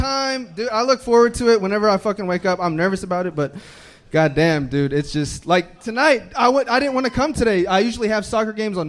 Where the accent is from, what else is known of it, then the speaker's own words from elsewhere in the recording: Mexico; now in Texas, United States; I have a Texas tattoo even though I was born in Mexico.